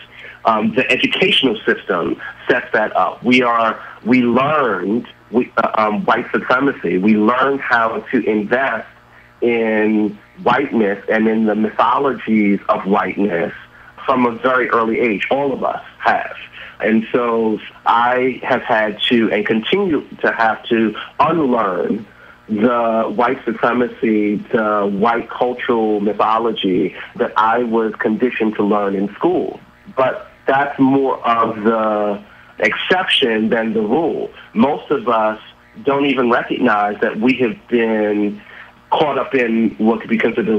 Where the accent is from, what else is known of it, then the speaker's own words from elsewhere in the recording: New York City, New York, United States; this is in Brooklyn, New York